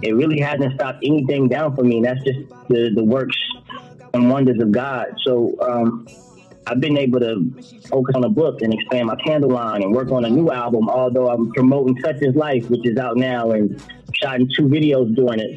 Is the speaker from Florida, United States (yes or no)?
yes; Florida, United States; I'm from Florida